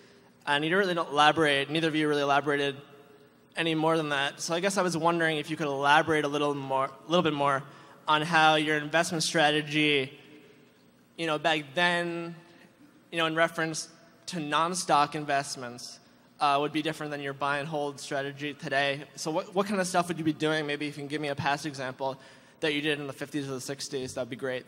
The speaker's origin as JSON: {"language": "English", "town": "Larchmont", "region": "New York", "country": "United States", "said": "Hey, how you doing? … from Larchmont, New York."}